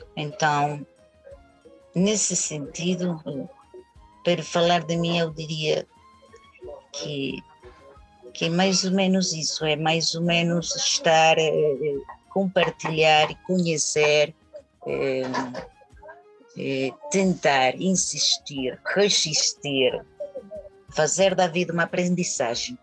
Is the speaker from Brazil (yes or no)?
no; Caracas, Capital District, Venezuela; first language Spanish; Portuguese is a second language; nasci e cresci em Caracas. É, a família toda é de Caracas